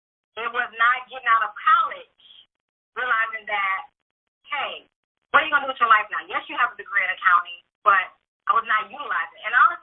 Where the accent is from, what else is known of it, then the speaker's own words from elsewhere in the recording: Louisiana, United States; moved away as an adult; now in Houston, United States; I am from Louisiana, born and raised in Louisiana, was adopted. And then later on after high school, I ran away from where I was during my high school year and decided to go and live in the Houston area.